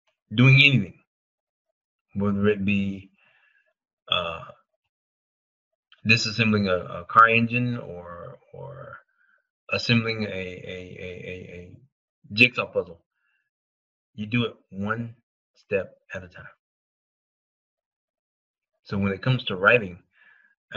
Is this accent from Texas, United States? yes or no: no; South Georgia, United States; I'm from South Georgia